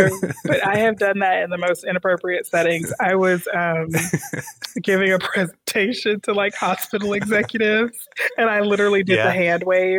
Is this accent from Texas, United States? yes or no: yes; Houston, Texas, United States; So I am a Texan. I love being a Texan. I grew up in Houston.